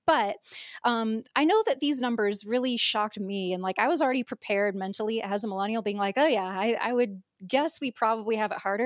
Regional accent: United States; I'm obviously American

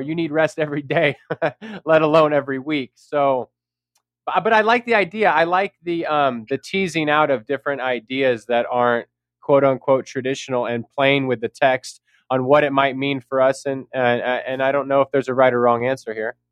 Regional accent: San Jose, California, United States; I'm from San Jose, California

